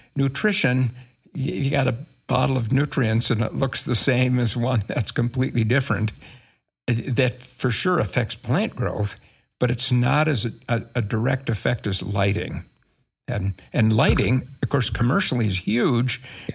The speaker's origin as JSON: {"language": "English", "region": "rural Minnesota", "country": "United States", "tie": "born or raised there", "also_born_or_lived": "California", "moved": "as an adult", "lives_now": "Utah, United States", "said": "I grew up in Minnesota, rural Minnesota"}